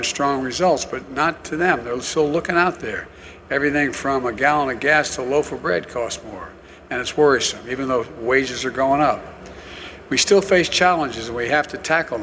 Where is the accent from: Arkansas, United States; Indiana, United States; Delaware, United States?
Delaware, United States; I come from Delaware, just across the line up here